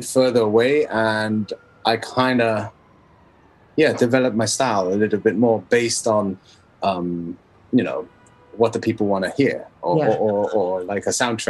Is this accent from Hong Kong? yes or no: yes; Hong Kong; moved away; also born or lived in Berlin, Germany / Europe; I'm from Hong Kong